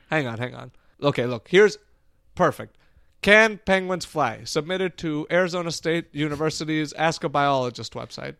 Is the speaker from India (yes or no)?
yes; India; moved away; I was born in India